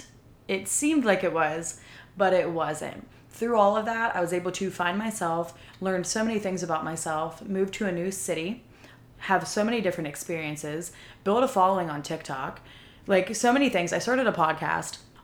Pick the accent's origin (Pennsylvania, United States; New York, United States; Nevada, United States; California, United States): Pennsylvania, United States; moved away as an adult; now in Texas, United States; moving to a different city hours away from my hometown. So from Pennsylvania to Texas.